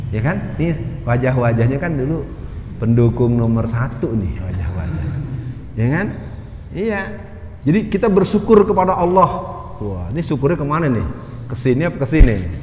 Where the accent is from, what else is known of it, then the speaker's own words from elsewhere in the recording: Jakarta, Indonesia; bahasa saya yang dilahirkan di Jakarta itu ngegrecokin terus